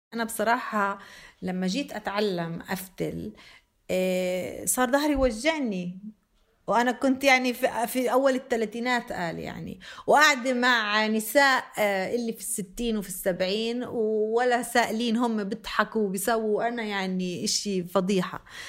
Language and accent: Arabic; Beit Jala, Bethlehem Governorate, Palestine; moved away; also born or lived in Jenin; أنا مع إني فلسطينية آه، في منطقتنا في بيت جالة من وين أنا منطقة بيت لحم